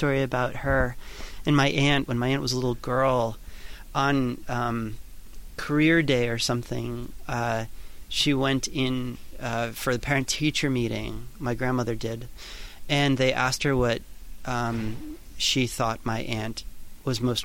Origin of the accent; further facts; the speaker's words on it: New York, United States; I grew up in New York